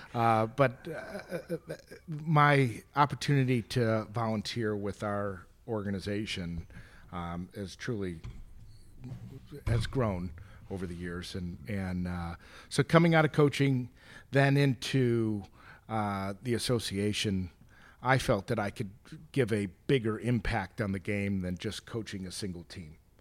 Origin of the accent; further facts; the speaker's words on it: Chicago, Illinois, United States; I grew up in the Chicagoland area